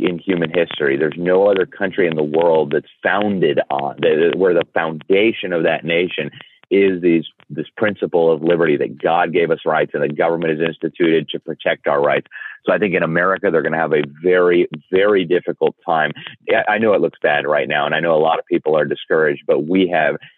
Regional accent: Mexico; now in United States; having grown up in Mexico

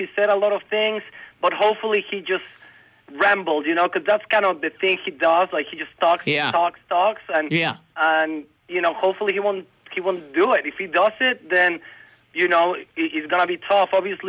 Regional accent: Mexico; now in Alabama, United States; I'm from Mexico.

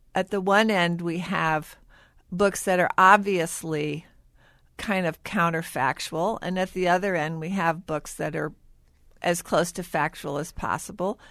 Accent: St. Louis, Missouri, United States; I grew up in Saint Louis

